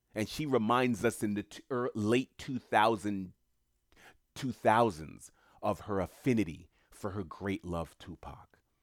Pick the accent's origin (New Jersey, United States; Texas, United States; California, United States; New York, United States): New York, United States; New York City; I knew a lot of people in entertainment growing up in Queens, New York